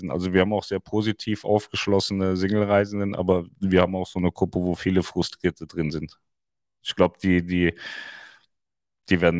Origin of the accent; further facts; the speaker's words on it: Styria, Austria; Ich bin aus der Steiermark. Wenn es näher wäre, gern.